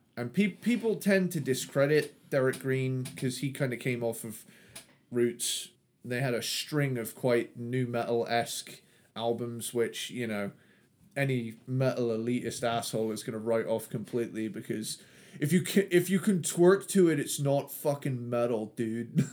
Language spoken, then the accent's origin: English; Cornwall, South West England, United Kingdom; I'm from the southwest. I'm a I'm a Cornish boy